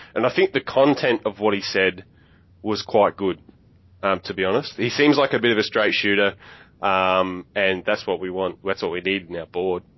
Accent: Central Victoria, Australia; now in Adelaide, Australia; I'm from Central Victoria

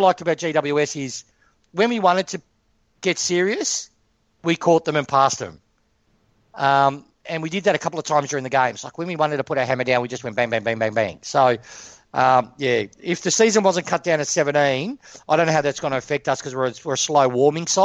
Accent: Broadier, Victoria, Australia; I grew up in Broadier.

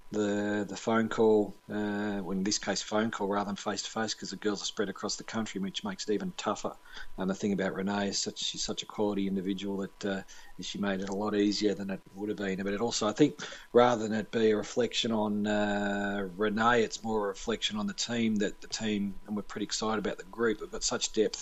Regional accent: Bacchus Marsh, Victoria, Australia; My hometown's Bacchus-Marsh, so I played most of my football there

